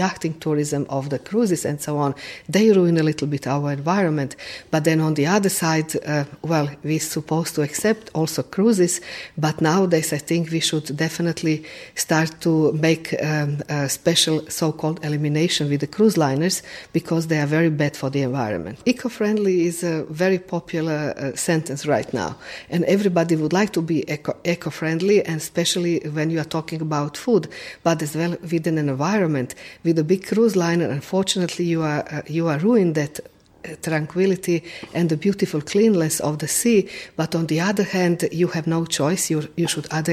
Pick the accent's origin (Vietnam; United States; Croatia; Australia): Croatia